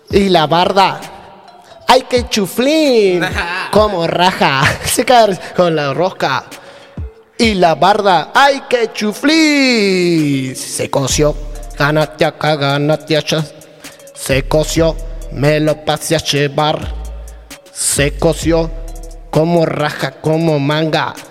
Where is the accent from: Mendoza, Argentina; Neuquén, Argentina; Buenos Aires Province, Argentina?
Neuquén, Argentina; tenemos eso que no pronunciamos las S del final, los neuquinos.